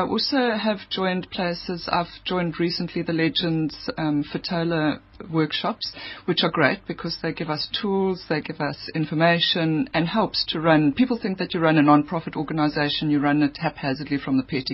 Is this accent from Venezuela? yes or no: no; Eastern Cape, South Africa; I come from the Eastern Cape